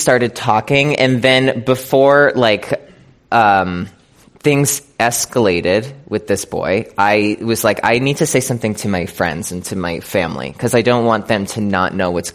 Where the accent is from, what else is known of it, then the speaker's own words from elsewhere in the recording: Scranton, Pennsylvania, United States; I'm from like a small town in Pennsylvania. I'm from Scranton, Pennsylvania